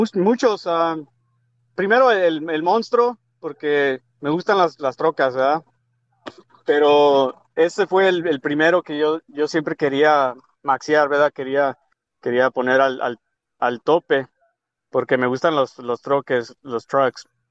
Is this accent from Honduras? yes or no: no; Tijuana, Baja California, Mexico; de Tijuana, de donde yo soy